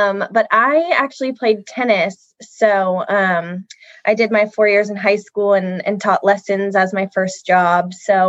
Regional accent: Santa Cruz, California, United States; I grew up in Santa Cruz, the Capitola, SoCal area specifically

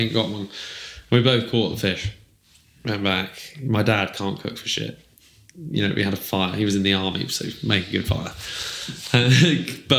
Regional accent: Herefordshire, West Midlands, United Kingdom; I grew up in Herefordshire and I was around like farming day to day

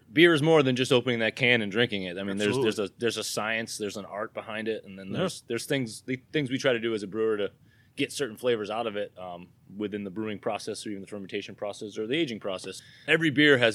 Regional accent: New Hampshire, United States; accent: New Hampshire; My New Hampshire accent

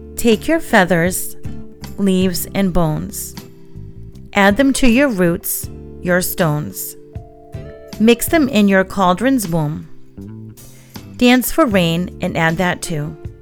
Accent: New England, United States; Growing up in New England, we had our share of very cold Halloweens

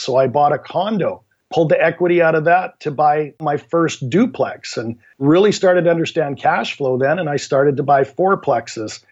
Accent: Canada; also born or lived in Vancouver, Canada; my background is I'm from Canada, live in Vancouver, Canada

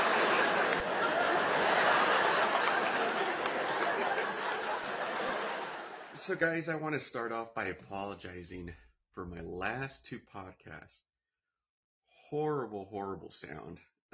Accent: United States; I'm American born

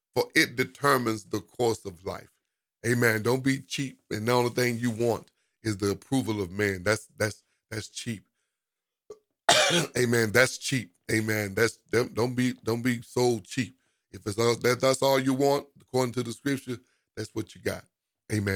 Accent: United States; we as African American

